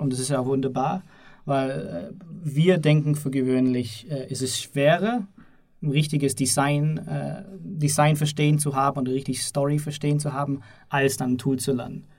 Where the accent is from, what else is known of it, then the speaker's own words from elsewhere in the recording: Southern Germany, Germany; ich komme aus Süddeutschland